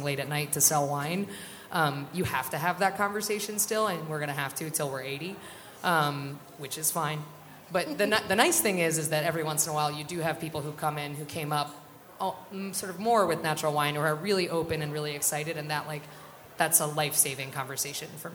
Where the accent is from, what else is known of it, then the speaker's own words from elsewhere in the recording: South Central Pennsylvania, United States; I'm from South Central Pennsylvania. My people are working class and poor